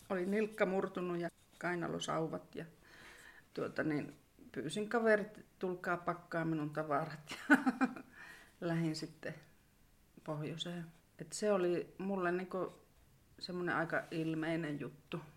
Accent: Sodankylä, Lapland, Finland; also born or lived in Kittilä; tällä välillä olen sitten välillä asunut muuallakin, mutta sanotaan, että suurimman osan elämästäni olen asunut Askassa

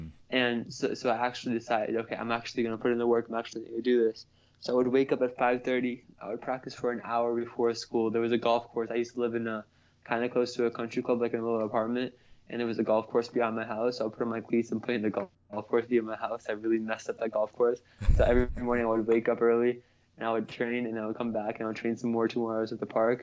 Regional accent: United States; my parents are from Pakistan, but I was born in America

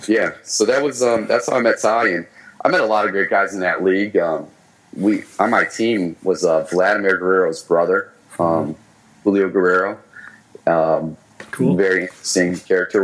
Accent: Michigan, United States; moved away; my hometown in Michigan

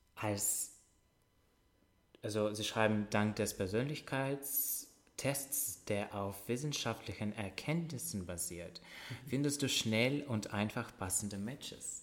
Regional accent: Russia; German is a second language; now in Germany; ich komme aus Russland

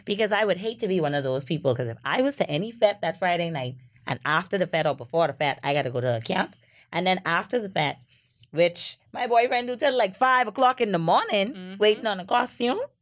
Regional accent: Freeport, Grand Bahama, Bahamas; I'm also from Freeport

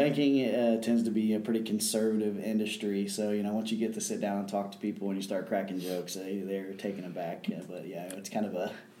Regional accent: Kettering, Ohio, United States; also born or lived in Springboro; Born and raised in the Kettering area, currently living in Springboro

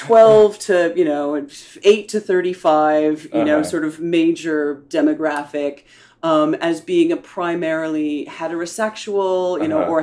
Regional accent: United States; accent: American; with my American patois

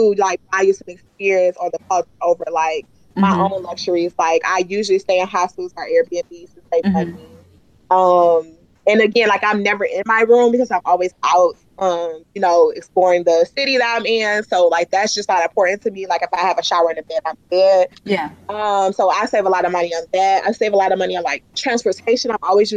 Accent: Detroit, Michigan, United States; I'm from Detroit.

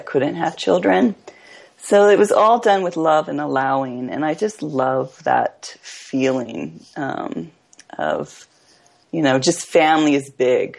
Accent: Hawaii, United States; I grew up in Hawaii, where the idea of family was big

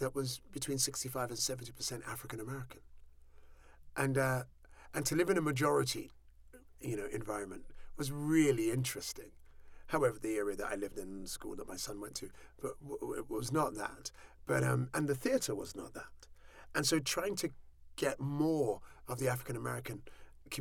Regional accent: Southall, London, United Kingdom; I was born in Southall

